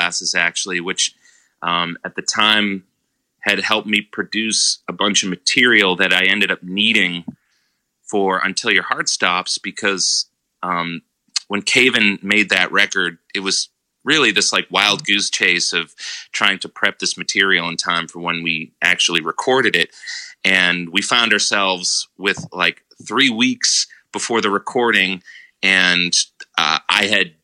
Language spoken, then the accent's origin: English; Methuen, Massachusetts, United States; also born or lived in Boston; I had just moved to Boston after growing up in Methuen, living there for 18 years.